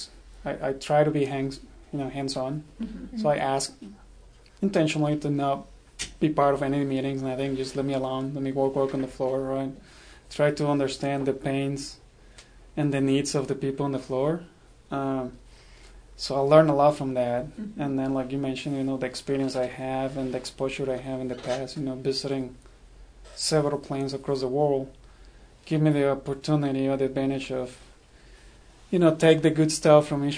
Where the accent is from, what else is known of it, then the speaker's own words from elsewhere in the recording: Mexico; moved away as an adult; also born or lived in Rhode Island / Indiana; now in United States; I'm originally from Mexico